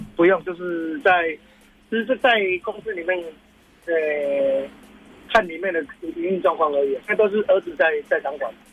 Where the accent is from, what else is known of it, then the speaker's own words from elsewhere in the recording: Changhua County, Taiwan; 我们彰化这边